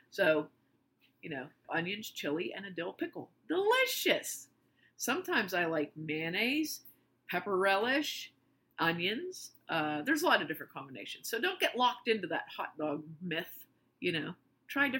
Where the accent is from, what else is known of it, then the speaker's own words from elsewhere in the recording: New Castle, Pennsylvania, United States; We're from Western Pennsylvania. And the town that we're from, Newcastle